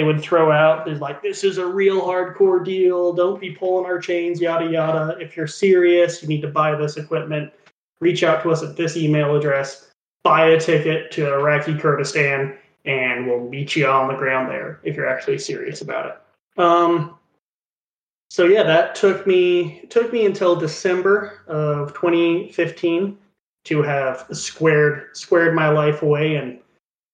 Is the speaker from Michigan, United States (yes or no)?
no; Utah, United States; I'm in Utah. I was growing up in Utah